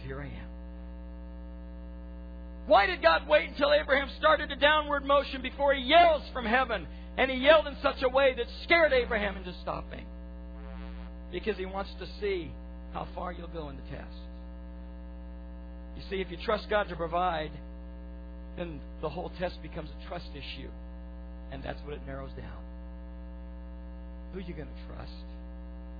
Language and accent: English; United States; we as American Christians